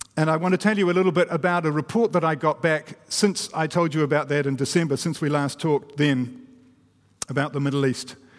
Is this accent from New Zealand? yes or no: yes; New Zealand; I'm a Kiwi